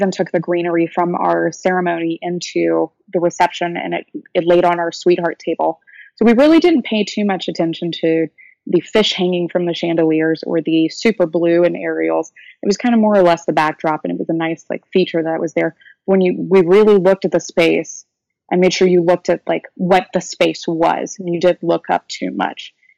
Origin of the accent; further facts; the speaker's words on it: the South, United States; And I'm from the South, so we have receiving lines and everything at typical weddings